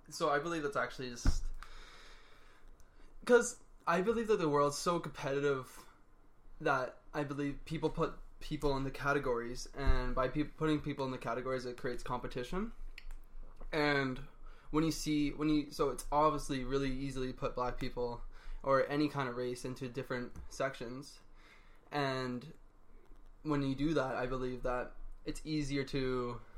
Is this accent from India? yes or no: no; Sarnia, Ontario, Canada; I'm from Sarnia, Ontario.